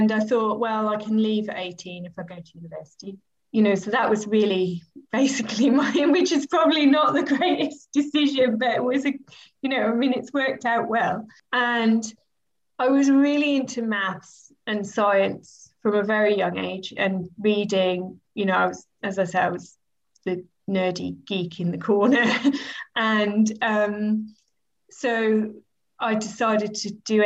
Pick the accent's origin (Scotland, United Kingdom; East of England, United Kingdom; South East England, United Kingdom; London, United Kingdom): East of England, United Kingdom; Norwich; also born or lived in Peterborough; I was born in Norwich, but my parents moved to Peterborough when I was about 8 months old and we were there until I was 10 and then we moved back to Norwich.